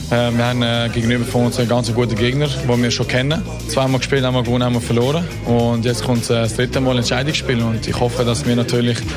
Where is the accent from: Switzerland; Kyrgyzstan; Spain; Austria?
Spain; German is a second language; Ich bin äh, Spanierin und ich habe einfach gerne ein bisschen den Rhythmus.